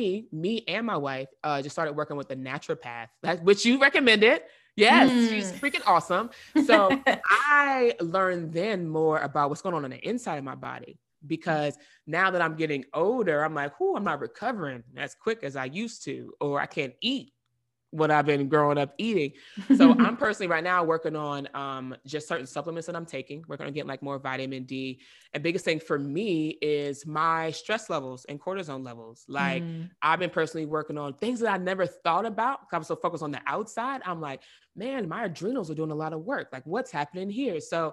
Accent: the South, United States; growing up in the South, I'm used to seeing people where I'm from, we eat fried everything.

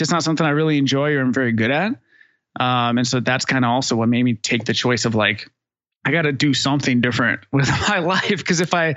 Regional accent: Northern California, United States; moved away as an adult; now in Austin, United States; I grew up in Northern California

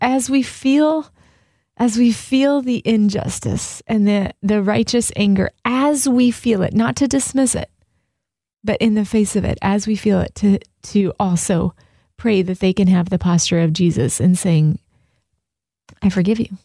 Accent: Southern California, United States; now in Michigan, United States; I'm from Southern California

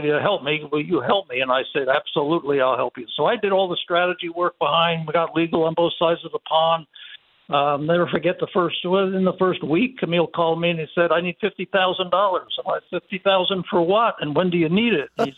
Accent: East Coast, United States; I'm from the East Coast in America

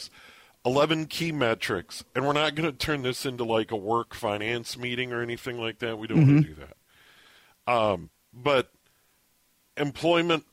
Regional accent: Saint Paul, Minnesota, United States; my hometown, the Twin Towns, born in St. Paul officially, live in the suburbs of Minneapolis. My hometown of Minneapolis, St. Paul

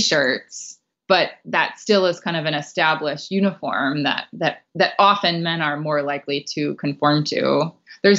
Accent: California, United States; I grew up in California and no one wears suits in California

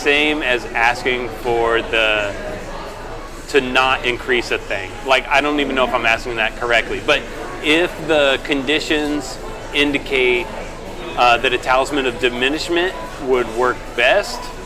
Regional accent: Virginia, United States; I grew up in the South, in Virginia, and it is like strong Bible Belt country

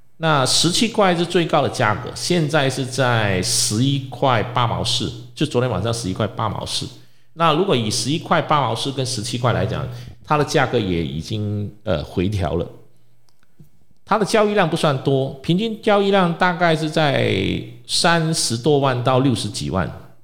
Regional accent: Malaysia; 我们马来西亚人

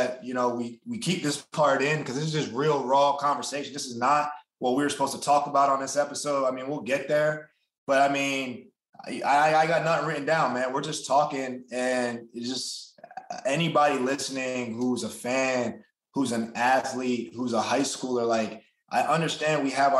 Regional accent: New Jersey, United States; I grew up in New Jersey. I'm playing for the Giants right now. I'm back home.

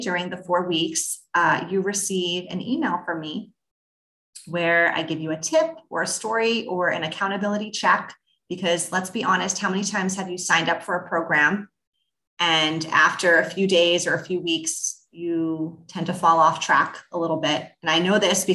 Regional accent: New York, United States; I'm a New Yorker

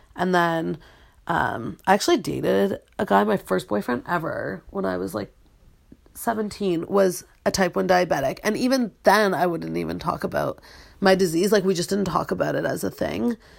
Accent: Peterborough, Ontario, Canada; I'm from Peterborough, Ontario, which is a small town

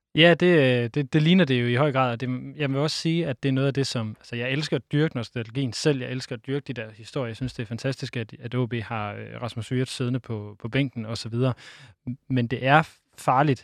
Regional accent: Aalborg, North Denmark Region, Denmark; jeg kommer fra Aalborg

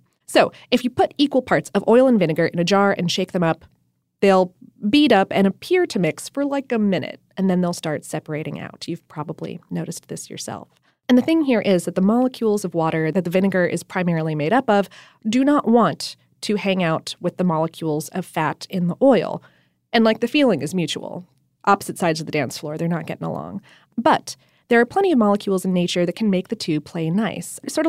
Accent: the North, United States; See, I'm from the North. I grew up on Hellman's.

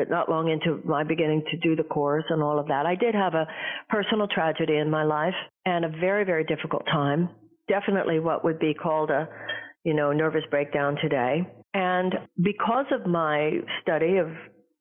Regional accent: Houston, Texas, United States; I grew up in Houston, Texas

